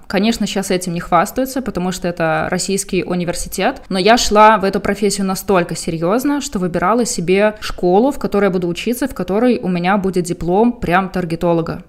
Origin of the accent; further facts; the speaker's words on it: Belarus; now in Ukraine; я как, как белорус, который уже жил много лет в Украине